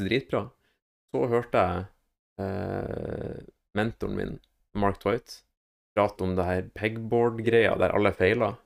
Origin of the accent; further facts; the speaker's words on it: Northern Norway, Norway; moved away; hjemme i Nord-Norge